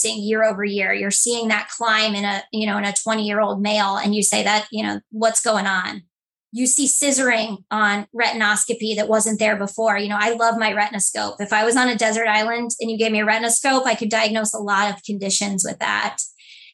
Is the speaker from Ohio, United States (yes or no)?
yes; Cuyahoga Falls, Ohio, United States; also born or lived in Columbus, Ohio; my hometown, which is the Cuyahoga Falls area, Akron region of Ohio.